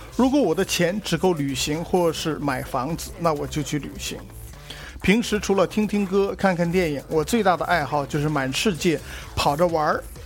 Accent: China; 我们中国人就是喜欢

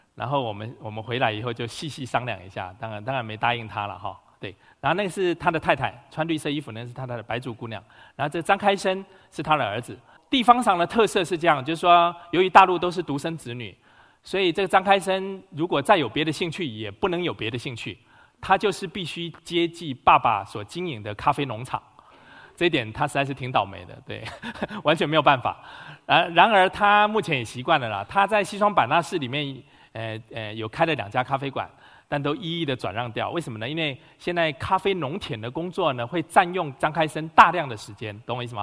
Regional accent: Huwei, Yunlin County, Taiwan; moved away as an adult; now in Beijing, China; 台湾云林县胡伟仁哈。我生长，我， 我生在一九六九年，然后是，呃，今年四十五岁

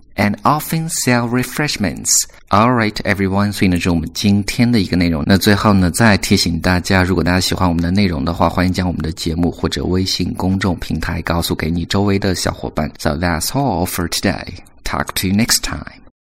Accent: China; 我们作为中国人

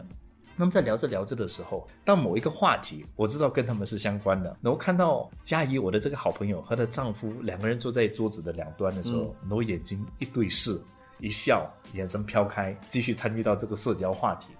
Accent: Malaysia; 我是马来西亚人啊。

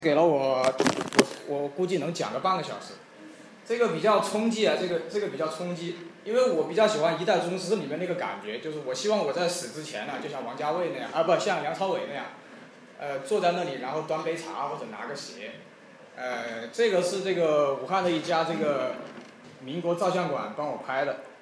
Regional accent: Singapore; 我从小在新加坡长大的

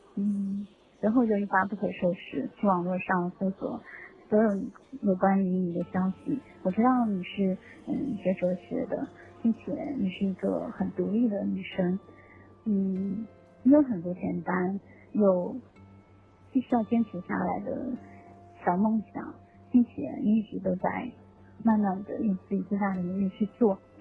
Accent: Foshan, Guangdong, China; moved away; also born or lived in Tainan, Taiwan; 我的家乡佛山

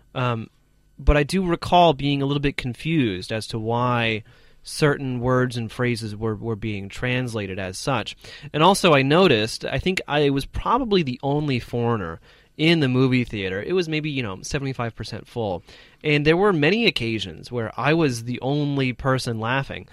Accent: United States; an American

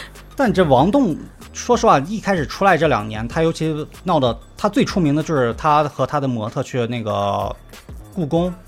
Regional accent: Lanzhou, Gansu, China; accent: Lanzhou dialect; 就像我们兰州话说

